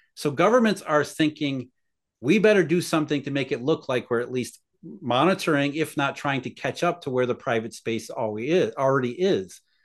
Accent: Rust Belt, United States; I grew up in the Rust Belt

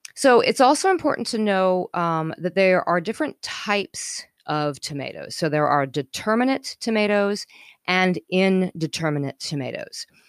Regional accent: Colorado, United States; moved away; also born or lived in Northern California / Midwest; I was growing up in Colorado

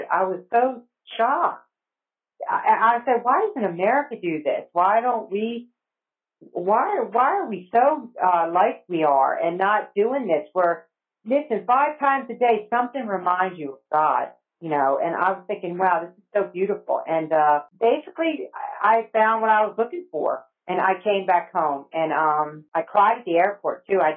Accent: New Jersey, United States; moved away as an adult; also born or lived in Alabama / Egypt; now in College Station, United States; I grew up in New Jersey. Um, my mom was from New Jersey. My dad was from Georgia, and uh, we grew up in a in a little town near Woodbury.

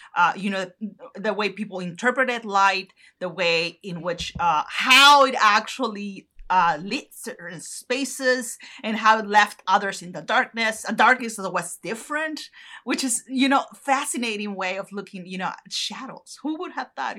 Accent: northern Mexico, Mexico; moved away; in the north uh, close to my hometown

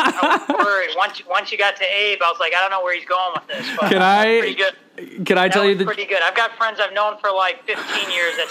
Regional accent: Minneapolis, Minnesota, United States; moved away; also born or lived in North Carolina; Originally from Minnesota, born and raised in Minneapolis.

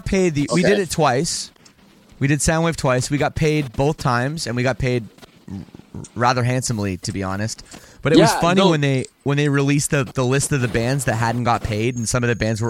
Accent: Toronto, Ontario, Canada; I'm from Toronto.

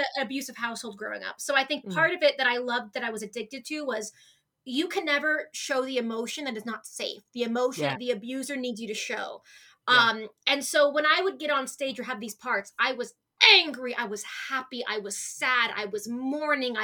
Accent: Arizona, United States; I am born and raised in Arizona

